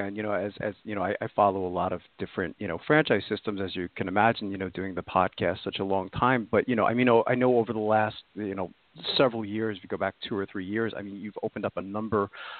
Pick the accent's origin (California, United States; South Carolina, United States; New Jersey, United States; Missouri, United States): New Jersey, United States; I actually grew up in New Jersey.